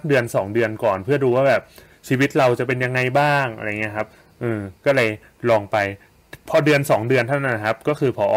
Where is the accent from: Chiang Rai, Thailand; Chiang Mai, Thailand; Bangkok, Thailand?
Bangkok, Thailand; moved away as an adult; also born or lived in Nakhon Ratchasima; ผมอ่ะบ้านอยู่กรุงเทพ แต่ว่าไปใช้ทุนอยู่โคราช